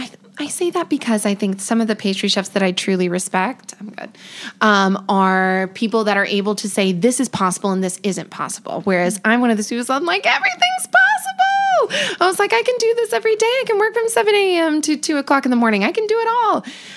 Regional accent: North Carolina, United States; also born or lived in Hawaii / District of Columbia, United States / Belgium; So I had a home with my mom. My parents weren't together, but so I grew up in North Carolina, I would say, but I was lucky enough to move to Hawaii and DC and Belgium

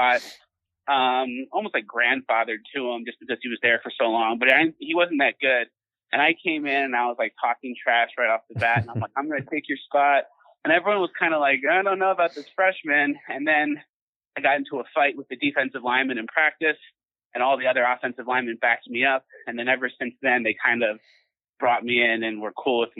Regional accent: Long Island, New York, United States; I grew up in Long Island, so I was always around New York City

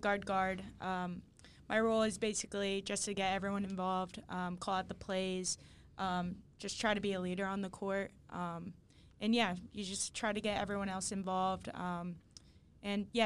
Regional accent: New Jersey, United States; moved away; I'm from South Jersey

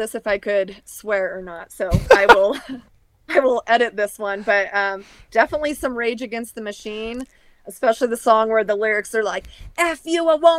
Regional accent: the Northwest, Pacific Northwest, United States; I'm from the Northwest, so.

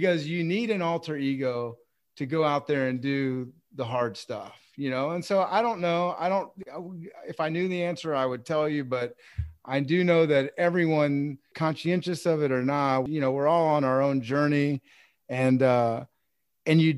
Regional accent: Texas, United States; I'm from Texas

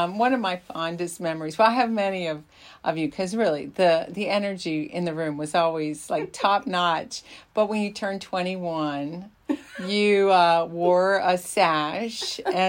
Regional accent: Berkeley Springs, West Virginia, United States; I'm from Berkeley Springs, West Virginia

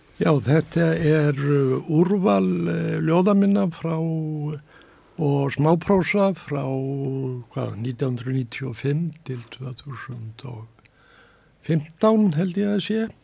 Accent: Reykjavík, Capital Region, Iceland; Ég fættur og uppalinn í bakhúsi við Bergstæðastrætið

